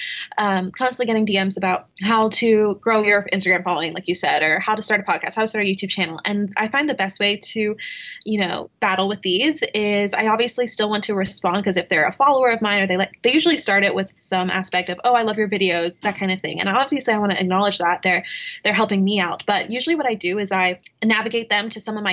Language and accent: English; Knoxville, Tennessee, United States; Growing up in Knoxville, Tennessee, it's not a big influencer market